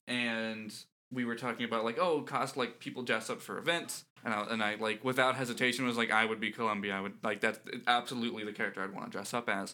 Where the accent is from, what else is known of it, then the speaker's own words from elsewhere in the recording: Central Florida, United States; moved away; I grew up in Florida